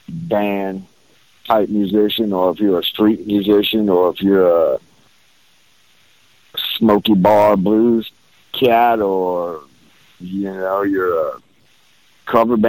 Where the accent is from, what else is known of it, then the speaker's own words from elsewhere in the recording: New Orleans, Louisiana, United States; moved away as an adult; now in Houston, United States; I was born and raised there, you know, lived there most of my adult life.